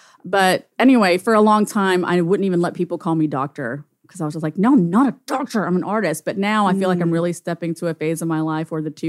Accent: Alexandria, Louisiana, United States; also born or lived in Tioga, Louisiana; now in Shreveport, United States; an Indian American girl born to immigrant Indian parents in central Louisiana

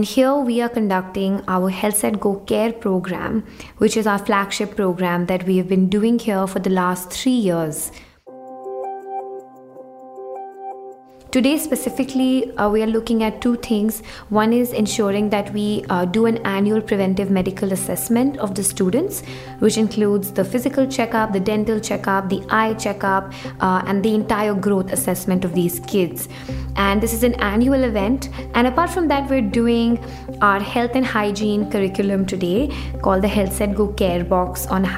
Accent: India; When I was growing up in India

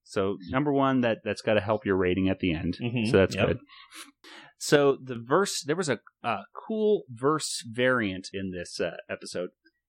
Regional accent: Southwest, United States; accent: a different type of Southern accent; But we're from the South, too, sort of. The Southwest.

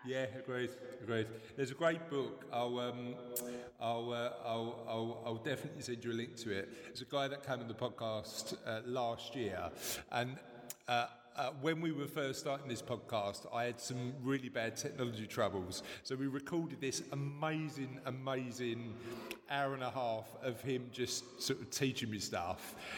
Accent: London, United Kingdom; accent: East End; my East End accent

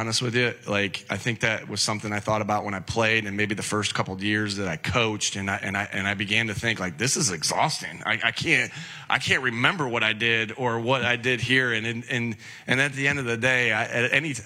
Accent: Jamestown, New York, United States; as a kid growing up in Jamestown, New York, near the Buffalo area

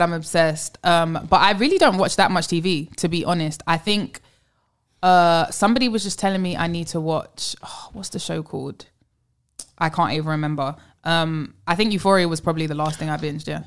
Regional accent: London, United Kingdom; also born or lived in New York; now in Los Angeles, United States; I live, obviously, I'm from London. I've lived in New York.

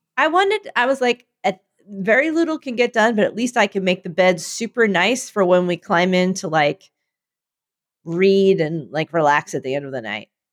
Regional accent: Philadelphia, Pennsylvania, United States; my people were doing what they do, which was being more Philadelphian than you thought

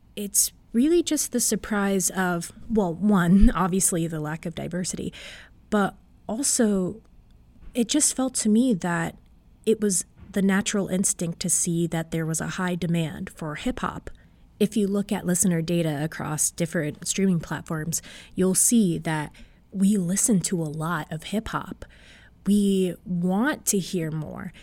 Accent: Markham, Ontario, Canada; I grew up in Markham

